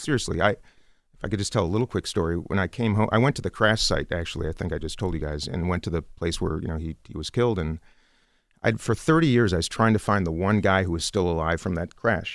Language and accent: English; Minnesota, United States; I come from Minnesota